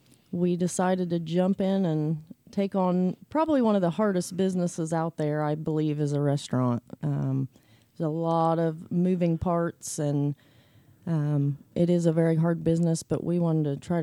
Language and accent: English; Gallipolis, Ohio, United States; Well, I grew up in Gallia Police. I grew up on a dairy farm, so I've lived here all my life.